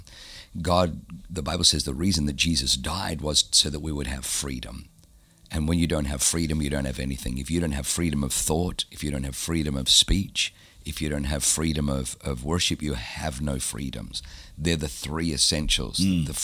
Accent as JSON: {"language": "English", "country": "Australia", "tie": "born or raised there", "also_born_or_lived": "Southern Germany", "said": "I was born in Germany, but I was growing up in Australia"}